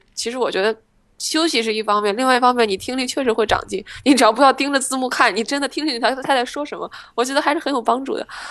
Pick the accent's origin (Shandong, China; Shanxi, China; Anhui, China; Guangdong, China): Shandong, China; moved away; 决定留学，我觉得跟我在山东关系其实挺大的